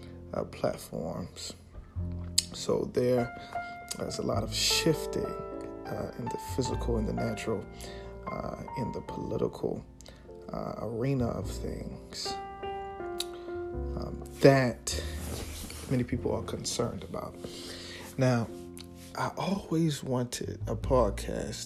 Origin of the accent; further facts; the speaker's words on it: Baltimore, Maryland, United States; also born or lived in Washington, D.C.; born and raised in Baltimore